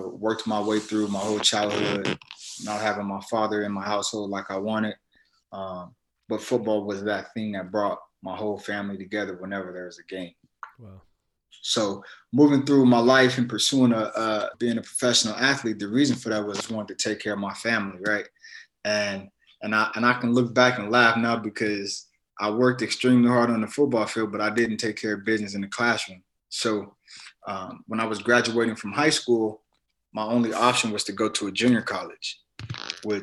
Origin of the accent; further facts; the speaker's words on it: Las Vegas, Nevada, United States; I was born and raised in Las Vegas, Nevada